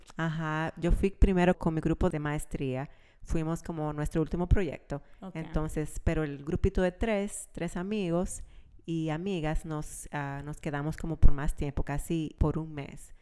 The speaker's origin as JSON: {"language": "Spanish", "town": "Santiago de los Caballeros", "region": "Santiago", "country": "Dominican Republic", "tie": "born or raised there", "also_born_or_lived": "La Vega, Dominican Republic", "moved": "yes", "said": "Nacida en la República Dominicana, en La Vega, pero yo me considero santiaguera porque nos mudamos súper... Eh, cuando yo estaba súper chiquita, a Santiago."}